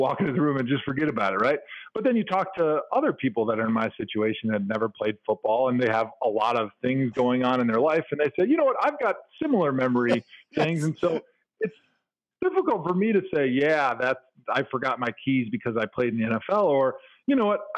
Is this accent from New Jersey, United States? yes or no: no; Milwaukee, Wisconsin, United States; I grew up in Milwaukee.